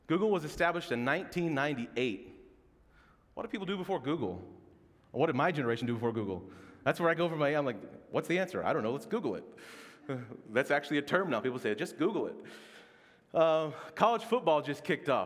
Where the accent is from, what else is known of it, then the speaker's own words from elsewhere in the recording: Oklahoma, United States; moved away; I'm from Oklahoma